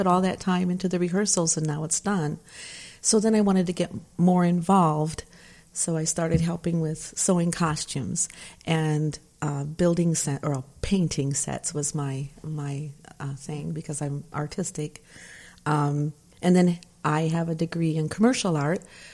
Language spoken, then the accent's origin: English; Michigan, United States; moved away; I grew up out in Michigan in a small town